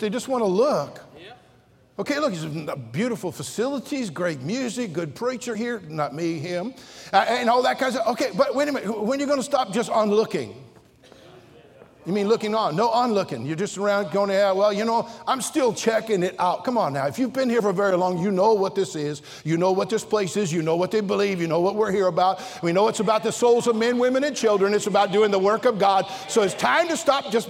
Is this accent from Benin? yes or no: no; Redding, California, United States; I'm from Reading. We just barely got indoor plumbing up there